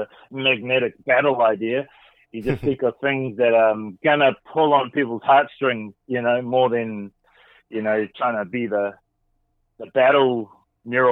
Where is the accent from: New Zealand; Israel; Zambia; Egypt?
New Zealand; Gisborne; growing up in New Zealand, which is very far away from America